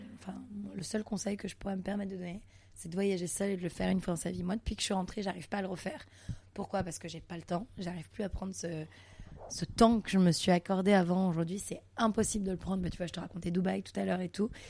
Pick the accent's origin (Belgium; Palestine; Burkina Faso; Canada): Canada; Montreal, Quebec; now in Paris, France; je suis née à Montréal, pour la petite histoire, je suis née à Montréal, au Canada